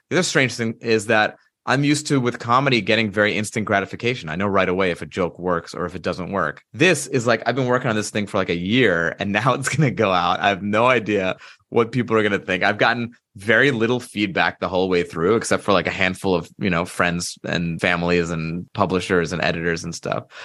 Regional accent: United States; in the eighties and nineties growing up in America

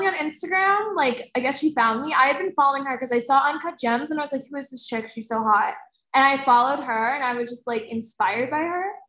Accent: New Jersey, United States; I'm from New Jersey

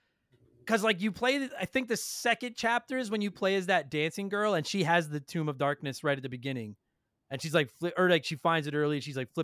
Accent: Canada

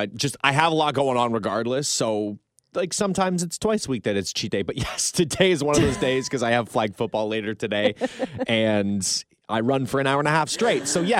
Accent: Burlington, Ontario, Canada; we grew up in Burlington.

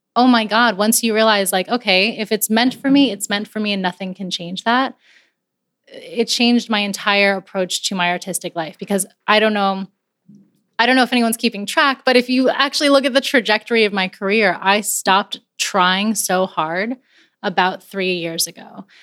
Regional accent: Coral Springs, Florida, United States; also born or lived in Barranquilla, Colombia; I grew up outside of Miami in Coral Springs

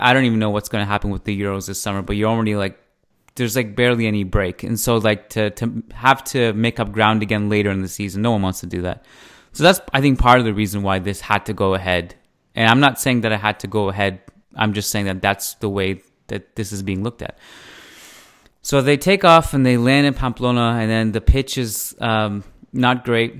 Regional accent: Canada; as a Canadian

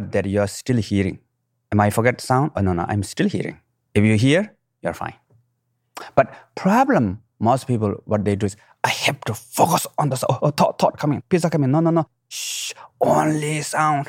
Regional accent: Nepal; moved away; I was born in the Himalayan mountain, right middle of the mountain, what we call Manasilo, eighth highest mountain in the world

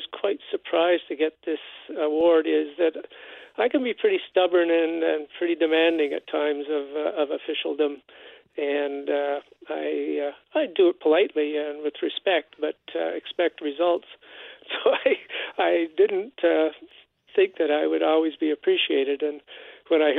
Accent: Winnipeg, Manitoba, Canada; I grew up in River Heights, you know, a nice middle-class white guy going to Westworth United Church

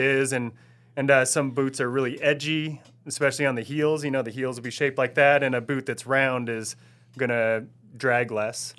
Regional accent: Oregon, United States; also born or lived in Ottawa, Ontario, Canada; two years after I was born, we moved back to Oregon. And, uh, that's where I'm from, where I feel like I'm still from, no matter what

